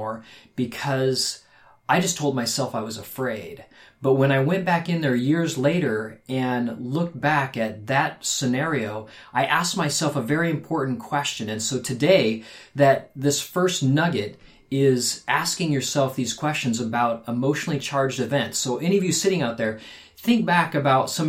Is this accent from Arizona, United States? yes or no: yes; Phoenix, Arizona, United States; We grew up in Phoenix, Arizona